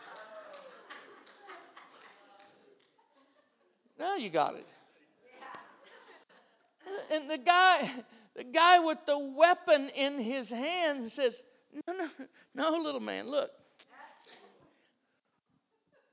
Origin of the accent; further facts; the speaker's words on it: around New Orleans, Louisiana, United States; I'm from Louisiana. We got this city down there called New Orleans. You heard about it? It can be rough. I grew up around there